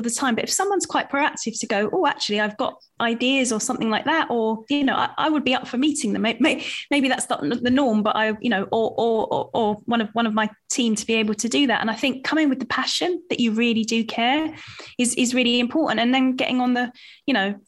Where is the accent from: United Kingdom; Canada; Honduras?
United Kingdom; Southend-on-Sea, East of England; I grew up in Southend and it is close to London